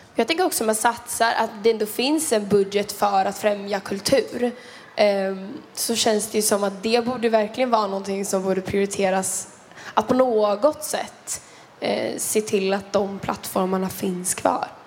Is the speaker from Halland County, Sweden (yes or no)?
yes; Kungsbacka, Halland County, Sweden; om vi har rinnande kranvatten i Kungsbacka där jag är från